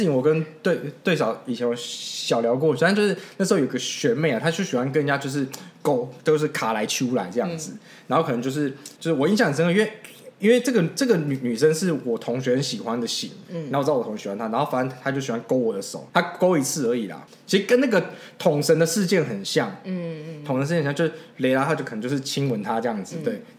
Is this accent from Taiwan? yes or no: yes; Keelung, Keelung City, Taiwan; 哦我们都是基隆人，哦也还还还都是基隆高中毕业的